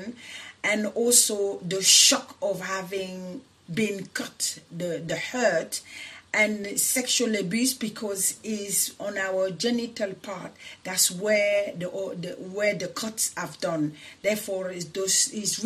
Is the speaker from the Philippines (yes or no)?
no; Paris, Île-de-France, France; also born or lived in Senegal; now in United Kingdom; I'm originally from Senegal in West Africa, and I grew up in Paris, which is in France, and now I live in the UK.